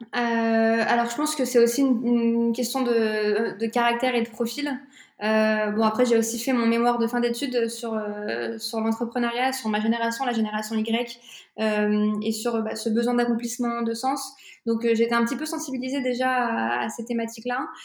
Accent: France; also born or lived in Tunisia; je suis tunisienne, je suis française

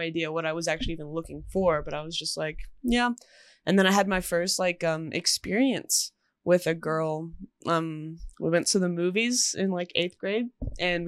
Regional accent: Texas, United States; also born or lived in Iowa; I was born in Iowa, stayed there for about 3 years, then moved to Texas, and I've been in Texas since

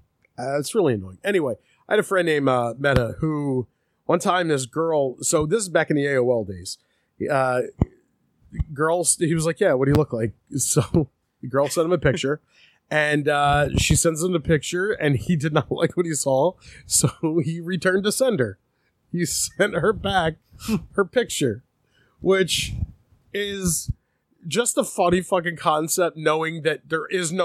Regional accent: United States; But I do. And that's because I'm American.

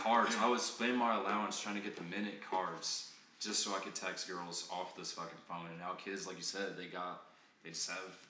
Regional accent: Chicago, Illinois, United States; born in Chicago, growing up on the South Side like Kanye

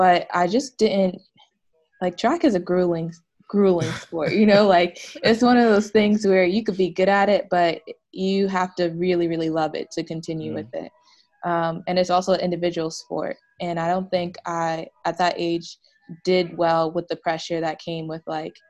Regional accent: East Orange, New Jersey, United States; also born or lived in Virginia; I'm from East Orange, New Jersey. Like, growing up in New Jersey, the only time I've left is to go to school, went to Virginia

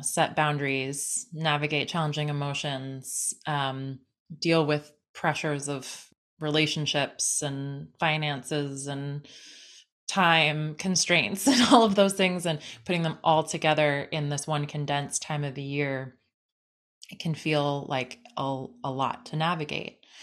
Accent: San Diego, California, United States; growing up in San Diego

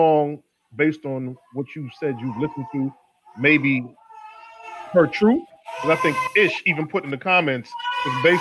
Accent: New York, United States; me being a New Yorker

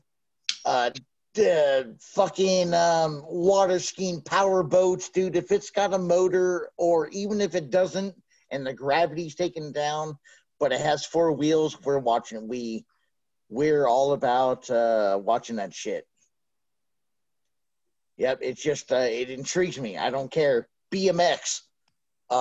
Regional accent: United States; I'm American.

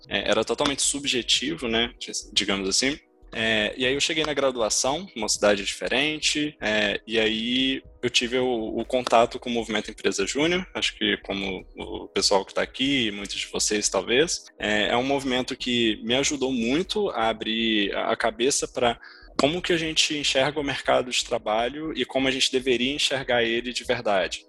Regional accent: Ouro Preto, Minas Gerais, Brazil; accent: mineiro; eu nasci em Ouro Preto, então sou, sou mineiro, vocês vão perceber até pelo meu sotaque

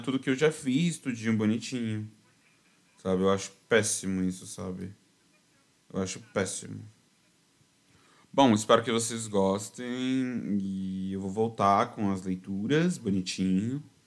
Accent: São Paulo, Brazil; eu sou paulistano

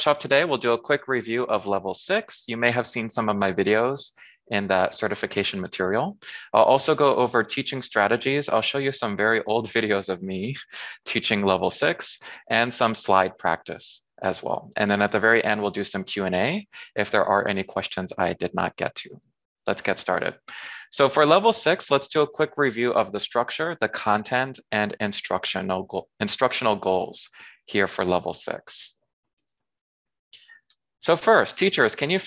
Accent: San Diego, California, United States; moved away as an adult; also born or lived in South Korea / France / Thailand / China; now in Washington, D.C., United States; I'm from San Diego, California. I currently live in Washington, D.C.

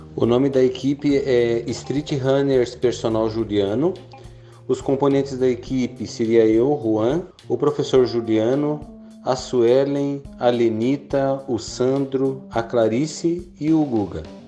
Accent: São Francisco do Sul, Santa Catarina, Brazil; Por eu ser de São Francisco do Sul

